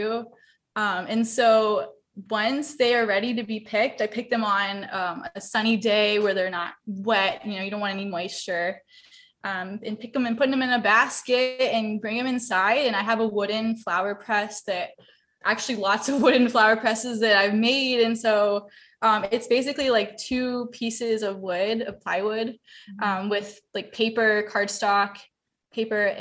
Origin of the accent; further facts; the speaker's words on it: Wrightsville Beach, North Carolina, United States; also born or lived in Asheville, North Carolina; I'm from Wrightsville Beach, and I grew up here. I've been here my whole life.